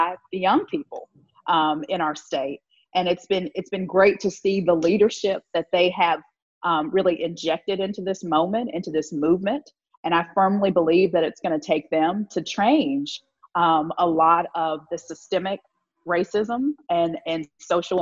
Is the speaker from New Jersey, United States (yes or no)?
no; Virginia, United States; moved away as an adult; now in Mississippi, United States; I'm from Virginia, so I've lived in the South most of my life